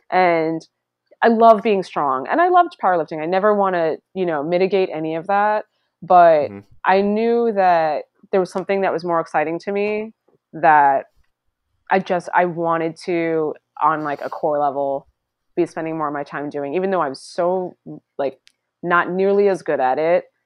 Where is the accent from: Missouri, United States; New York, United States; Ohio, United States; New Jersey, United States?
New York, United States; Long Island; I grew up on Long Island